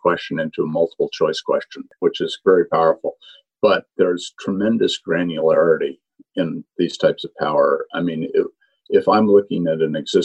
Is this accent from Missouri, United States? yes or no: no; Vermont, United States; I'm from Vermont, so it's an area I know well, more cows than people